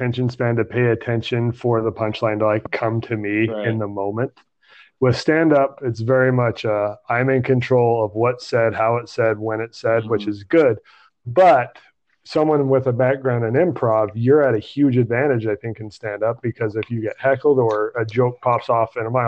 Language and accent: English; Salt Lake City, Utah, United States; I grew up in Salt Lake